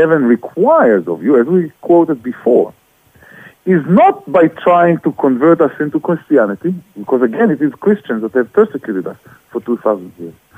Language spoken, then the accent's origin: English; Israel; just like myself, he was born and raised in Israel